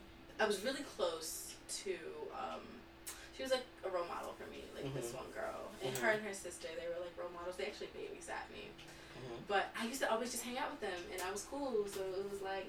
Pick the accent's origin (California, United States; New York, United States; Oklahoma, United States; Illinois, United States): New York, United States; New York City; we're from Brooklyn.